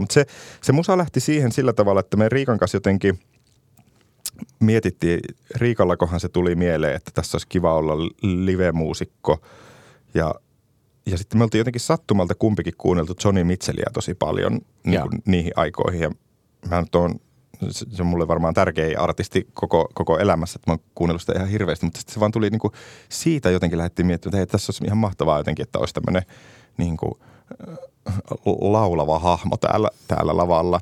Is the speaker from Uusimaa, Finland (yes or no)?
no; Ristijärvi, Kainuu, Finland; also born or lived in Kajaani; Mä oon Kainuusta Ristijärveltä kotosi